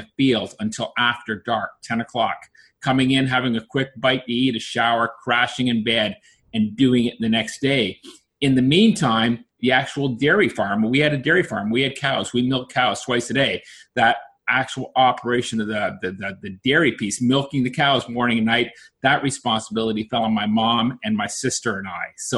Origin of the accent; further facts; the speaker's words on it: Peterborough, Ontario, Canada; also born or lived in Oshawa, Ontario; when I was 10, we moved from Oshawa to Peterborough